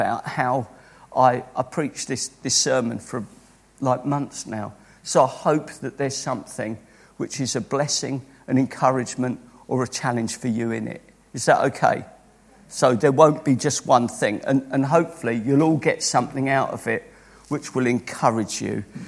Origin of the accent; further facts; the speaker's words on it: Croydon, London, United Kingdom; born and brought up in Croydon